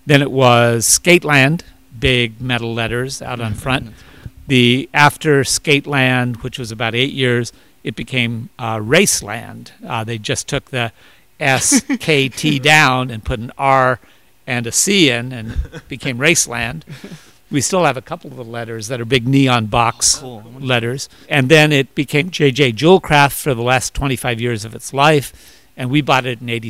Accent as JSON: {"language": "English", "country": "Canada", "moved": "yes", "lives_now": "Los Angeles, United States", "said": "I'm actually Canadian, so I'm a green card immigrant"}